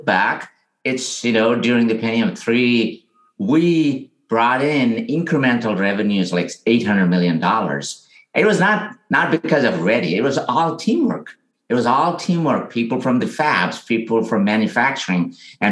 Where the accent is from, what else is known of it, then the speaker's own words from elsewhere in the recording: India; now in San Francisco, United States; I grew up in India where, you know, it's a very rural area.